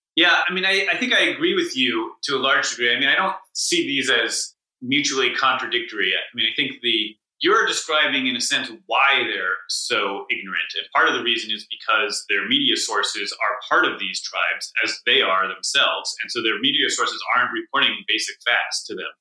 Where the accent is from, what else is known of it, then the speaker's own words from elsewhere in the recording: Newton, Massachusetts, United States; my hometown Newton, where there's basically no murders